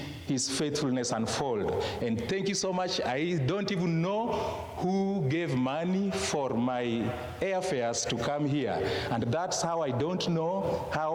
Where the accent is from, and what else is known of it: Kenya; first language Luo; English is a second language